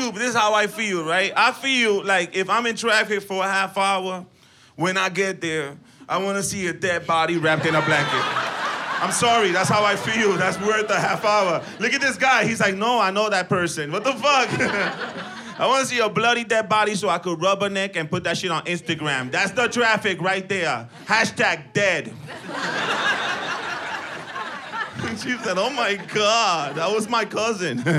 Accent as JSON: {"language": "English", "town": "New York City", "region": "New York", "country": "United States", "moved": "as an adult", "lives_now": "Los Angeles, United States", "said": "I'm from New York City. I just moved out here."}